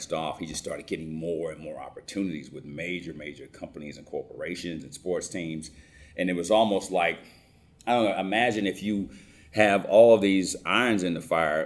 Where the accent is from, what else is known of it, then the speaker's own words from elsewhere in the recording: Cobb County, Georgia, United States; I grew up in Cobb County